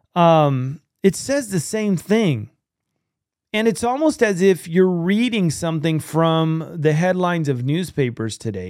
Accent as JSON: {"language": "English", "region": "California", "country": "United States", "said": "I'm from California"}